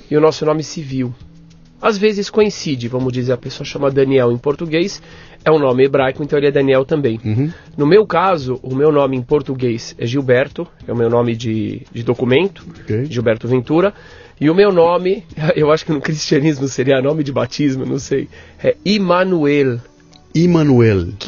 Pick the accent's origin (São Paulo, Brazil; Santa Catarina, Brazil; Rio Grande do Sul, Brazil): São Paulo, Brazil